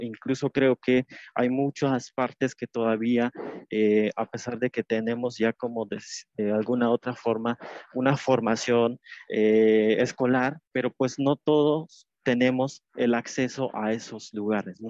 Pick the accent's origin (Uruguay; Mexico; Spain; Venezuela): Mexico; Tenejapa, Chiapas; Spanish is a second language; now in Mexico City, Mexico; allá en Chiapas, en Tenejapas, tiene un español que donde pues le llamamos de distinta forma a una cosa